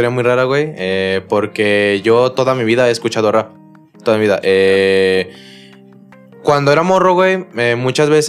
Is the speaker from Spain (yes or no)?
no; Cocula, Jalisco, Mexico; soy freestyler, tengo 17 años y actualmente soy competidor también y vengo de Cocula, Jalisco.